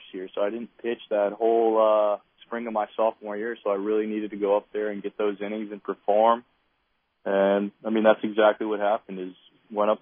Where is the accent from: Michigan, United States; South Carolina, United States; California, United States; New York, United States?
South Carolina, United States; Hilton Head Island; also born or lived in Philadelphia; growing up on Hilton Head Island